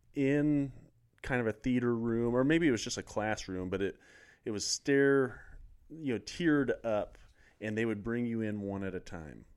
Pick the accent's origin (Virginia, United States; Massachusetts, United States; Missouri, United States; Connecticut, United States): Missouri, United States; Lawson; I'm from Lawson, Missouri.